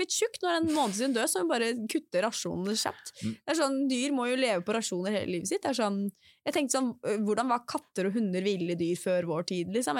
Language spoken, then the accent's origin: Norwegian; Drammen, Buskerud, Norway; moved away; når jeg bodde hjemme i Drammen